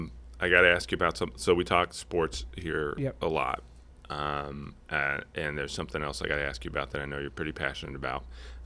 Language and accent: English; Cincinnati, Ohio, United States; now in Columbus, United States; I grew up in Cincinnati.